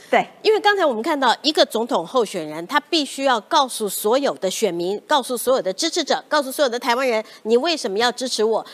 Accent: Taiwan; 我们台湾人

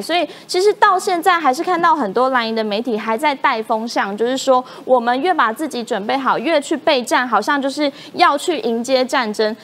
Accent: Taiwan; 我们就生在台湾嘛，我们就是台湾人嘛

